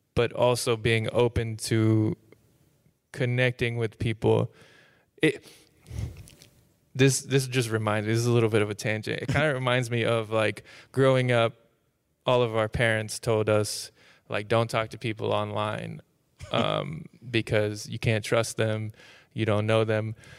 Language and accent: English; Tulsa, Oklahoma, United States; moved away; also born or lived in Austin, Texas; I, I grew up in Tulsa, Oklahoma